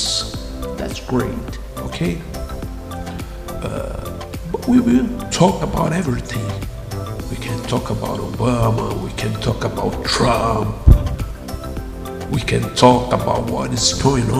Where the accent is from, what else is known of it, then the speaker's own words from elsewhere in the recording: Brazil; English is a second language; I know I have a crazy accent. I'm an author from Brazil